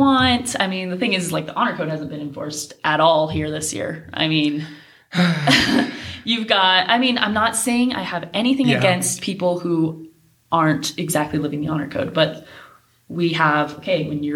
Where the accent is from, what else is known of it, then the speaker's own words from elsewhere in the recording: Arizona, United States; I grew up in Arizona. It's 120 all the time there